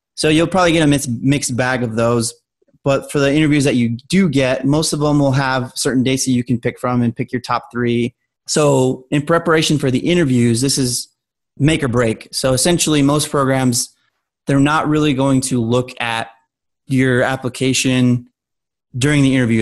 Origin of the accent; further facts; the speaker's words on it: Albuquerque, New Mexico, United States; moved away; I'm originally from Albuquerque, New Mexico